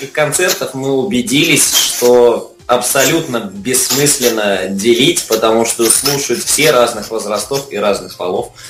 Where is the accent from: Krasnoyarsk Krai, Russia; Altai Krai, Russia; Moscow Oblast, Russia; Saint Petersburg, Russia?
Altai Krai, Russia; Barnaul; гитарист, э, город Барнаул, Алтайский край.